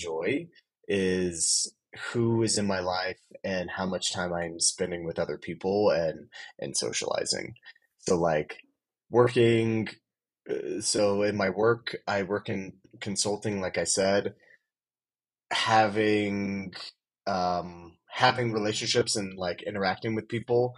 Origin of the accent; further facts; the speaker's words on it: Plainfield, Indiana, United States; moved away as an adult; also born or lived in Honduras; now in Utah, United States; I grew up in right outside of Indianapolis, Indiana. It's a little town called Plainfield, 15, 20 minutes from downtown.